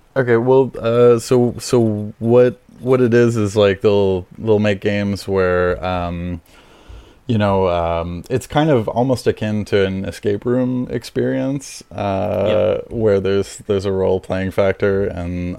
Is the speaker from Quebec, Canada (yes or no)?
yes; Montreal, Quebec, Canada; I'm in Montreal. I'm from Montreal.